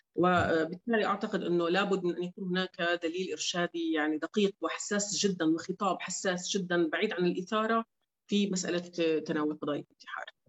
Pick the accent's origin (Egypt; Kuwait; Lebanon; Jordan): Jordan; عندنا بالاردن